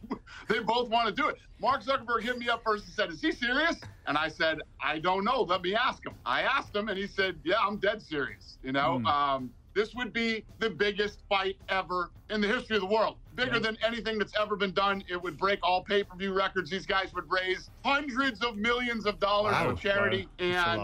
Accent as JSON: {"language": "English", "country": "South Africa", "tie": "born or raised there", "said": "I've been plenty of fights growing up in South Africa."}